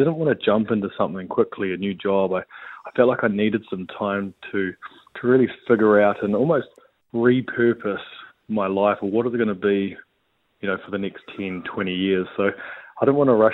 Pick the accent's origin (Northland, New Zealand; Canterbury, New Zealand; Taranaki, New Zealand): Canterbury, New Zealand; just outside of; So I grew up just outside of Canterbury